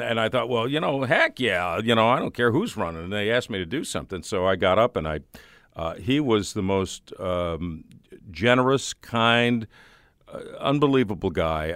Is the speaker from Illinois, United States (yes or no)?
yes; Highland Park, Illinois, United States; moved away as an adult; also born or lived in Evanston, Illinois / New Mexico; now in Saint Louis, United States; I grew up in the Chicagoland area